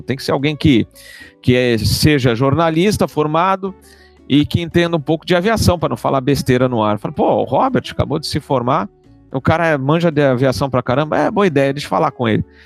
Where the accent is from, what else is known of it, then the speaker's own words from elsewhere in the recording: São Paulo, Brazil; Eu sou paulistano